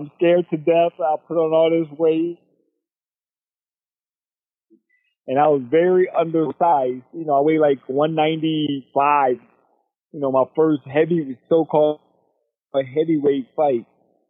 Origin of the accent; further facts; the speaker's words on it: Florida, United States; We're from Florida, small town, not big things happening there.